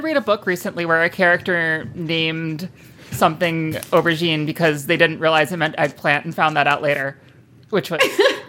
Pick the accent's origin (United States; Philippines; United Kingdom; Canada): United States; as an American